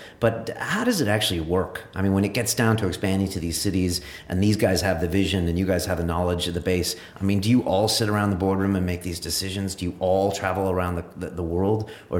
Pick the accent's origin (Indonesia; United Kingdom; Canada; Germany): United Kingdom; London; Actually, black cabbies always ask me where I'm from, and I say I'm a Londoner.